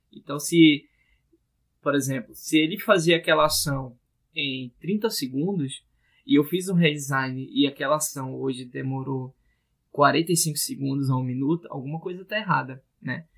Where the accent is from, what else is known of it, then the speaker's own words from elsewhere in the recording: Manaus, Amazonas, Brazil; o pessoal aqui da minha terra tá fazendo, Manaus, Amazonas